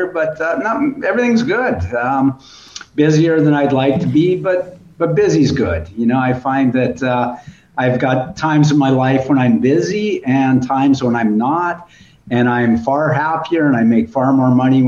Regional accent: Moose Jaw, Saskatchewan, Canada; now in Florence, Italy; Howard and I growing up in Moose Jaw.

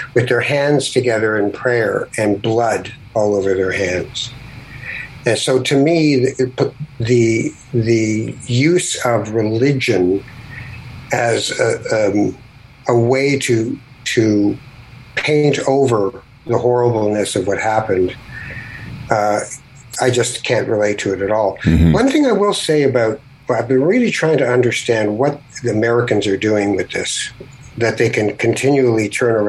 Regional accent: Canada; I'm Canadian

